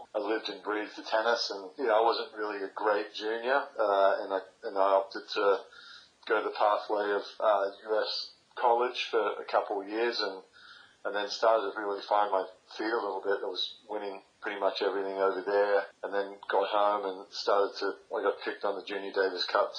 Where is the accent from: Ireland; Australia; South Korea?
Australia; So I didn't really come home to Australia at the end of every year and have summer here, which was great.